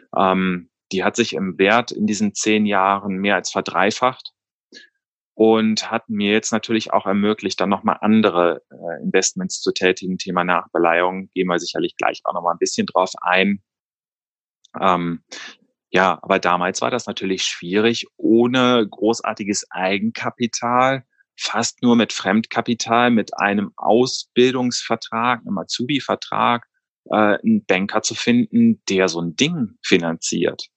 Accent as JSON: {"language": "German", "town": "Cologne", "region": "North Rhine-Westphalia", "country": "Germany", "tie": "born or raised there", "also_born_or_lived": "New York", "said": "Ich bin ursprünglich gebürtiger Kölner"}